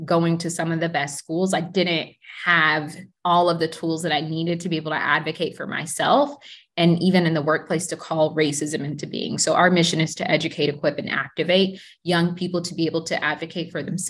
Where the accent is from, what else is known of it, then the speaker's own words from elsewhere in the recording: Dallas, Texas, United States; I am actually a native Texan. I was born in Dallas, and I'm a fifth generation Texan, and my dad is from Birmingham. And so I say that I'm a Texas Bama, in the words of … my parents met here in college.